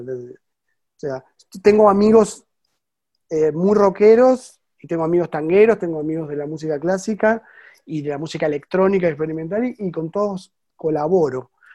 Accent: Buenos Aires, Argentina; moved away as an adult; now in France; yo soy porteño

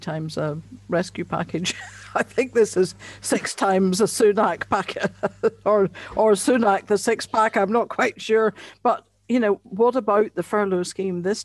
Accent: Northern Ireland, United Kingdom; I come from Northern Ireland

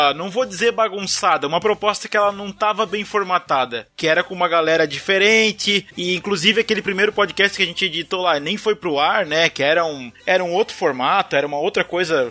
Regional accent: Santa Catarina, Brazil; accent: Santa Catarina; O meu sotaque de Santa Catarina

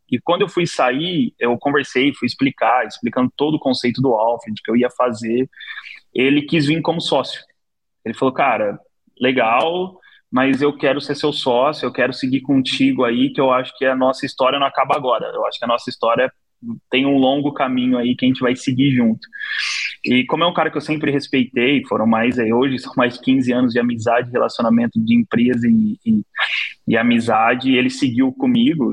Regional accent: São Paulo, Brazil; also born or lived in Taquaritinga; Eu sou de Abdicaval, nasci lá desde, desde pequeno

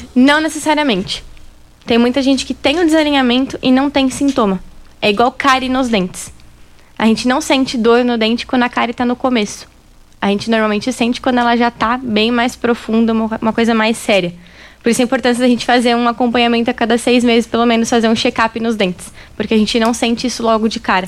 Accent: São Paulo, Brazil; moved away as an adult; also born or lived in Rio Grande do Sul; now in Rio Verde, Brazil; Eu sou gaúcha, mas eu morei basicamente a minha vida toda em São Paulo.

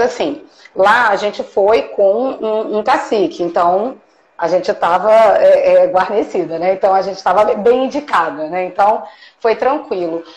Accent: Brazil; eu sou brasileira

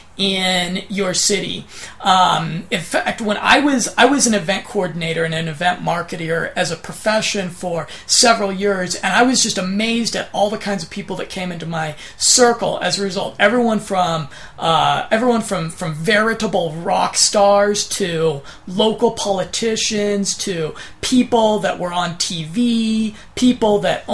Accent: United States; accent: monotone American; my monotone American accent

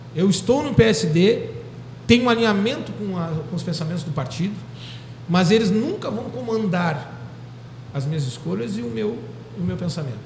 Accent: Pelotas, Rio Grande do Sul, Brazil; eu sou pelotense

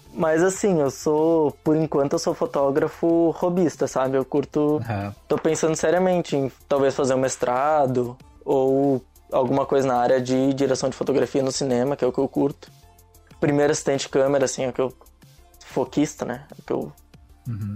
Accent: Nova Petrópolis, Rio Grande do Sul, Brazil; moved away as an adult; also born or lived in Caxias do Sul; now in Foz do Iguaçu, Brazil; Eu sou de Nova Petrópolis, Rio Grande do Sul, cidade pequenininha

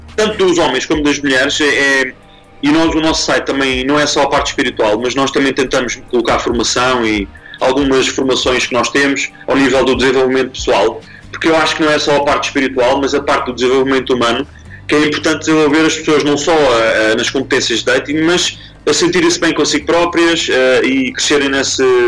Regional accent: Lisbon, Portugal; sou lisboeta

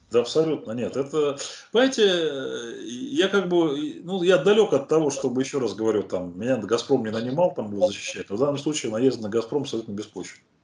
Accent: Dolgoprudny, Moscow Oblast, Russia; в моем родном городе Долгопрудной

